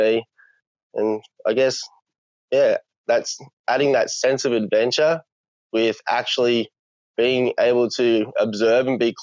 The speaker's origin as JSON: {"language": "English", "town": "Blaxland", "region": "New South Wales", "country": "Australia", "tie": "born or raised there", "said": "I grew up in the Blue Mountains, in the lower Blue Mountains, a little town called Blaxland"}